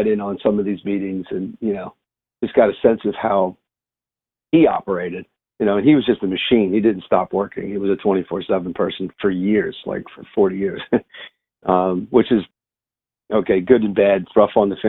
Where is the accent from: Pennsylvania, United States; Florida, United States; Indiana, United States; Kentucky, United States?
Pennsylvania, United States; Philadelphia; moved away as an adult; also born or lived in Brazil; now in Lido Beach, United States; I was born and raised in Philadelphia